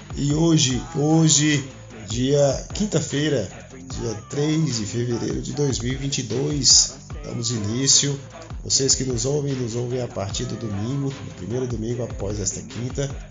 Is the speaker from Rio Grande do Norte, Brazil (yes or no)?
yes; Currais Novos, Rio Grande do Norte, Brazil; moved away; fui para minha cidade natal, Currais Novos, no Rio Grande do Norte